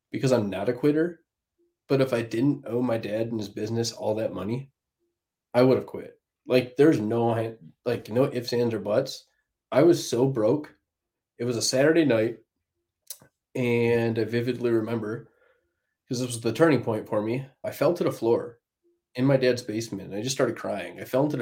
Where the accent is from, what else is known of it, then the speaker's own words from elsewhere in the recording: Plymouth, Michigan, United States; Plymouth, Michigan, beautiful little place, Hallmark town